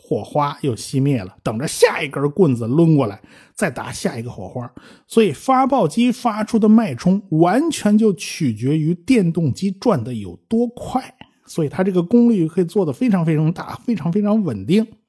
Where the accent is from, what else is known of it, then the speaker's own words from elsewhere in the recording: China; 我们中国人